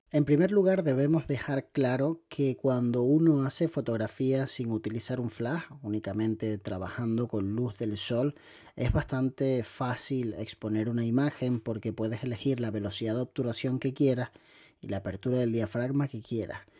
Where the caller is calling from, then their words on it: Valencia, Valencian Community, Spain; de Valencia.